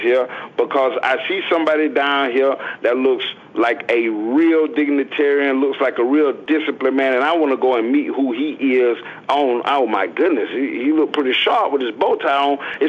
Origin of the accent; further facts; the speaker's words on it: Clearwater, Florida, United States; born there; I was born down there in Clearwater